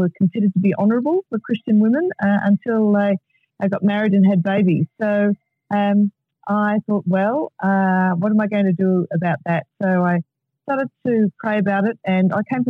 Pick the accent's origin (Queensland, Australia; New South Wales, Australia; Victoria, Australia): Victoria, Australia; Melbourne; I grew up in Melbourne